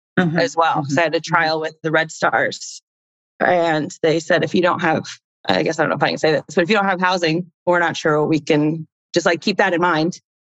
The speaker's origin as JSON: {"language": "English", "region": "Indiana", "country": "United States", "tie": "born or raised there", "also_born_or_lived": "Chile / Houston", "moved": "as an adult", "said": "growing up in Indiana"}